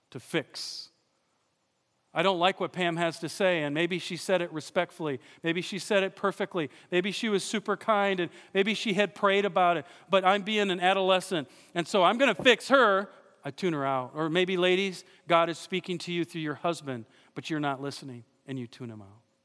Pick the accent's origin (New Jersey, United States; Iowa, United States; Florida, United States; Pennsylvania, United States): Iowa, United States; I'm from Iowa.